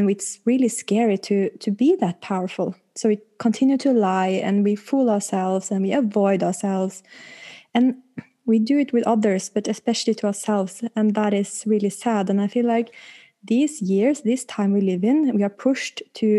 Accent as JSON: {"language": "English", "region": "Oslo", "country": "Norway", "said": "I'm pretty girl from Oslo West."}